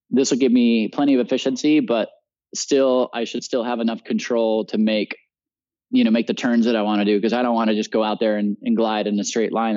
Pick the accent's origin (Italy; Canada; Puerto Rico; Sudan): Puerto Rico; also born or lived in Utah; I grew up in Puerto Rico